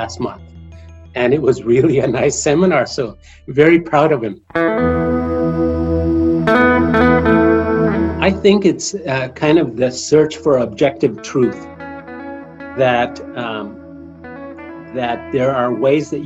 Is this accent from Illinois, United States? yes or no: no; New Mexico, United States; moved away; I come from a quite impoverished area of New Mexico.